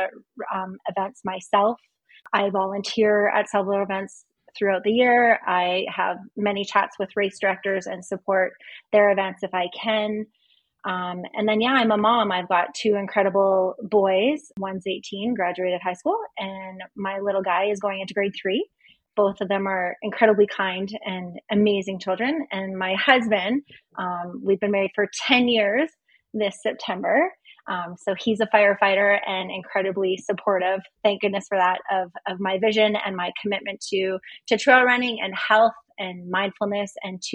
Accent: North Battleford, Saskatchewan, Canada; moved away as an adult; also born or lived in Lethbridge, Alberta; now in Calgary, Canada; I'm originally from North Battleford, Saskatchewan. I was born and raised there.

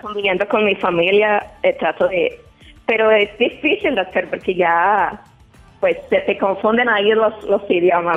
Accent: Guanajuato, Mexico; now in Chicago, United States; Yo soy de, Guanajuato

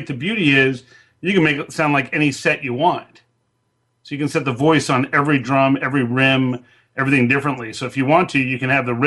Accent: Southern California, United States; I grew up in Southern California, had a rock band

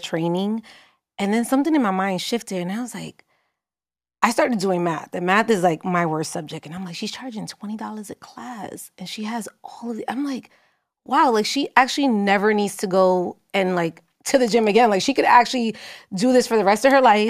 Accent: New York City, New York, United States; I grew up in Harlem

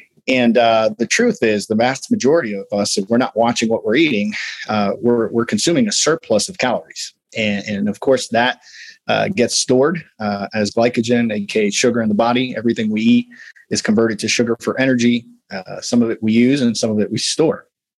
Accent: Midwest, United States; I'm big bone. I'm from the Midwest. My mom was obese. My dad was obese.

